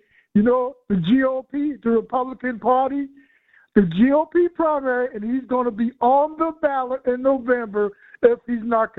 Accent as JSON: {"language": "English", "town": "Charleston", "region": "South Carolina", "country": "United States", "tie": "born or raised there", "moved": "as an adult"}